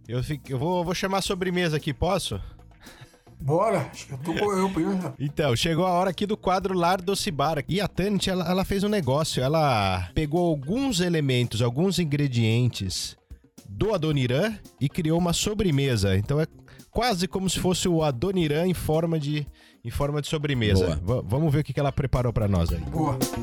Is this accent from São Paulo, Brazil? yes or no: yes; Jundiaí, São Paulo, Brazil; nasci em Jundiaí